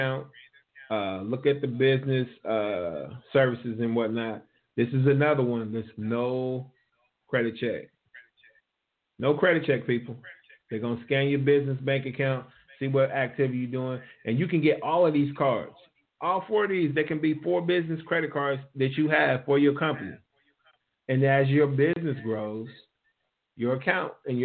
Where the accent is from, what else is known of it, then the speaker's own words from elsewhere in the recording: Ohio, United States; I gave it up for my hometown